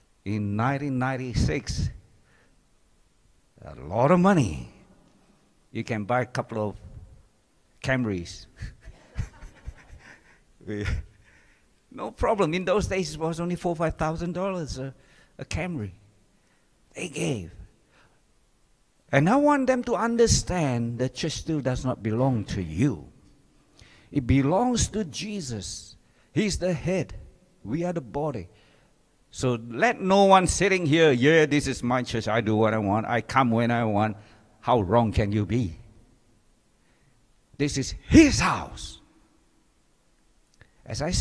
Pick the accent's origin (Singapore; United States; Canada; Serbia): Singapore; moved away; I grew up in Singapore